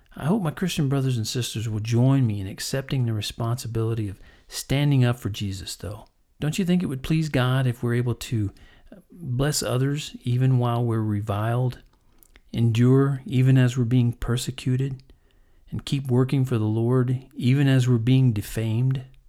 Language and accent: English; Texas, United States; also born or lived in Kansas; growing up in Texas and Kansas